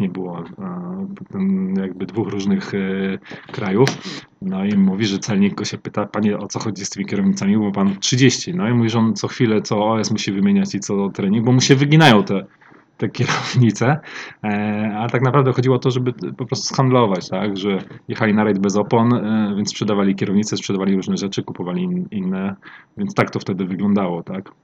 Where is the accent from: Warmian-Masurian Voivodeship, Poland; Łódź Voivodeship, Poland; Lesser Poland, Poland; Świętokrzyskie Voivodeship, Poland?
Warmian-Masurian Voivodeship, Poland; Olsztyn; pochodzę z Olsztyna